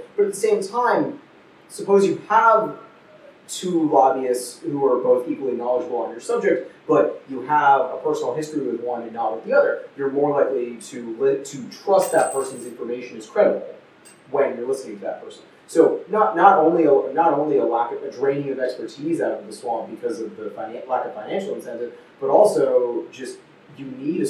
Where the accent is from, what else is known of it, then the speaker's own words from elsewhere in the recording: California, United States; moved away; In my home state of California